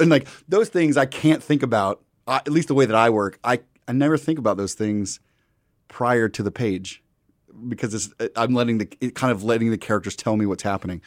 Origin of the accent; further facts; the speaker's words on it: Midwest, United States; I'm from the Midwest